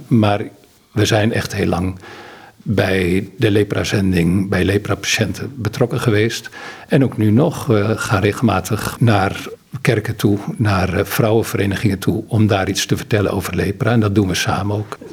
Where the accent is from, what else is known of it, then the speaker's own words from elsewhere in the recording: Netherlands; moved away as an adult; also born or lived in Ghana; als Nederlander